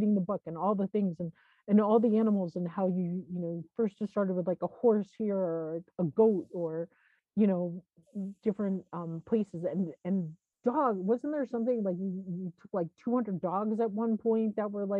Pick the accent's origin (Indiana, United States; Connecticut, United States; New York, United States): New York, United States; Long Island; I grew up in New York, like outside of New York City on Long Island